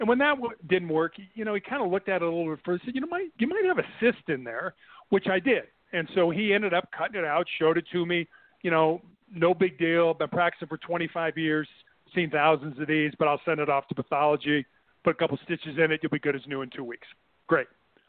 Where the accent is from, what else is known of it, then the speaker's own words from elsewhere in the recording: Midwest, United States; And so when our daughter was born in Santa Barbara, we moved back to the Midwest. We're both from the Midwest.